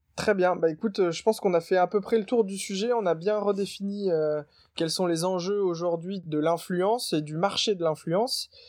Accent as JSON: {"language": "French", "area": "Nord", "region": "Hauts-de-France", "country": "France", "tie": "born or raised there", "said": "je suis originaire du Nord"}